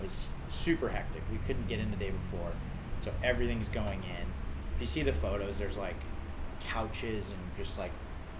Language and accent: English; Huntington Beach, California, United States; this is our backyard. We grew up in Huntington.